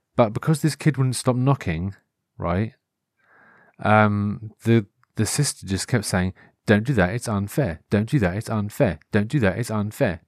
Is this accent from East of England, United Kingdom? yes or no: yes; Norfolk, East of England, United Kingdom; accent: Norfolk; growing up in Norfolk, though, because th, we have our own sort of regional T V shows